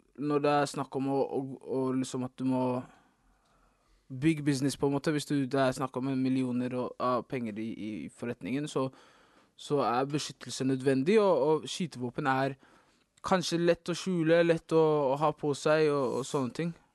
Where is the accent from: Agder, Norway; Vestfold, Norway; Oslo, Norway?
Oslo, Norway; Jeg er fra Oslo.